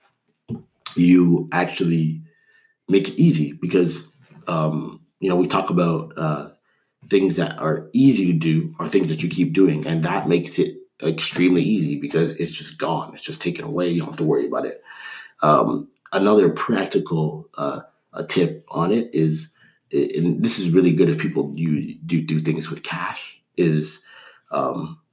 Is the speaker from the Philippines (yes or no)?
no; Canada; I grew up in Canada.